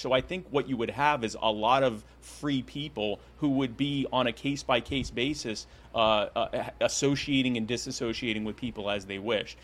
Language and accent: English; Myrtle Beach, South Carolina, United States; also born or lived in Baltimore, Maryland; I actually still live in the Myrtle Beach area in South Carolina. That's where I grew up